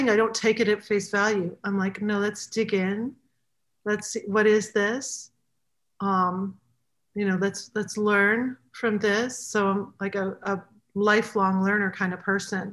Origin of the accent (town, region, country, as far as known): New England, United States; born or raised there; moved away; also born or lived in Battle Creek, Michigan